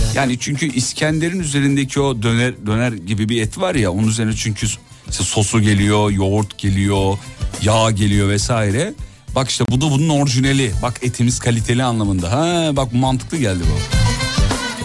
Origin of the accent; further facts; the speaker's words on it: Kocaeli, Turkey; also born or lived in Erzurum; now in Istanbul, Turkey; ben e, özümde Erzurumluyum ama doğma büyüme Kocaeli